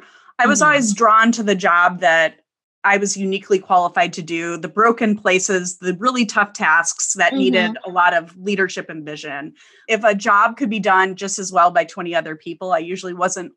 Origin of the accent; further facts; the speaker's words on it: Midwest, United States; Growing up in the Midwest, that wasn't a super common path that I saw people trudge through.